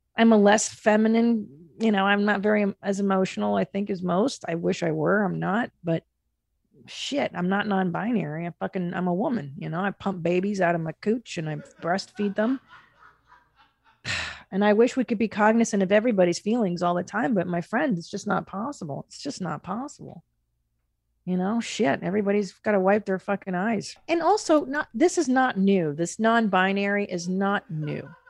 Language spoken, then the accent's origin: English; Los Angeles, California, United States; growing up in Los Angeles